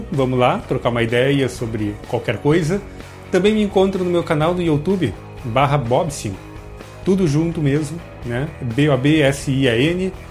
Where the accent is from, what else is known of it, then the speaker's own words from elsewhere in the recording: Rio Grande do Sul, Brazil; Porque nós somos, viemos do Rio Grande do Sul, trouxemos chimarrão, vulgo mate